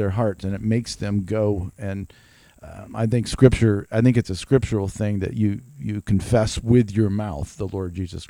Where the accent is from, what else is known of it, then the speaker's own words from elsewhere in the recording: Greenville, South Carolina, United States; also born or lived in Germany / Spartanburg; in high school, went all the way through college, went all the way through early marriage. And then we moved away from Greenville. Actually, we went to Germany.